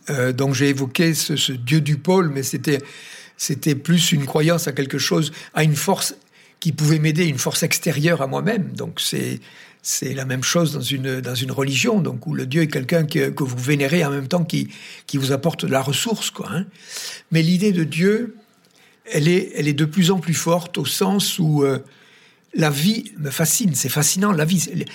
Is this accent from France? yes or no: yes; Tarn, Occitania, France; je suis originaire du Tarn